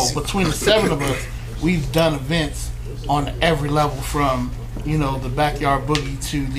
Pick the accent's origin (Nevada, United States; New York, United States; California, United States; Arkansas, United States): Nevada, United States; Las Vegas; now in Dallas, United States; I'm originally from Las Vegas.